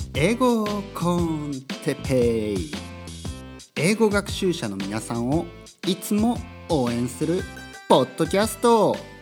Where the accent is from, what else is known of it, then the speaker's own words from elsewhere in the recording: Japan; first language Japanese; moved away; also born or lived in Tokyo; 日本語はですね、やっぱりネイティブですから母国語